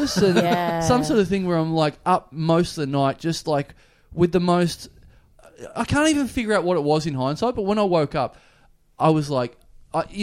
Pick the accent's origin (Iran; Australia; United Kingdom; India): Australia; I'm from Australia